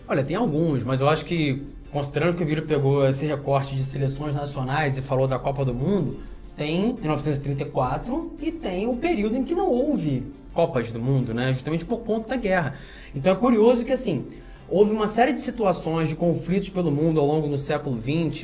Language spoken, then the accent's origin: Portuguese; Brazil; como brasileiro